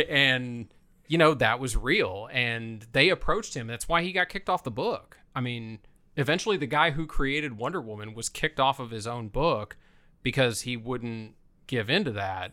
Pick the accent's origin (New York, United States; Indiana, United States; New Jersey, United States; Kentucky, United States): Indiana, United States; Fort Wayne; also born or lived in Columbia City, Indiana; I was born in Columbia City, which is right outside of Fort Wayne, but I grew up in a little neighborhood outside of Fort Wayne, surrounded by cornfields